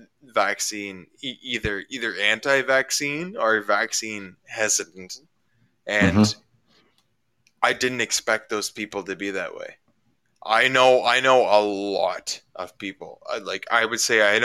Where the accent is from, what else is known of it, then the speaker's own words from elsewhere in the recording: Ontario, Canada; we're both from Ontario.